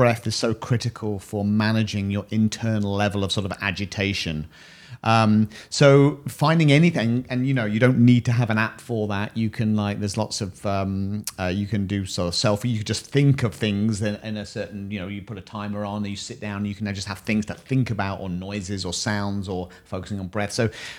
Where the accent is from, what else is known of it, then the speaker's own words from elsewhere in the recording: United Kingdom; We're British.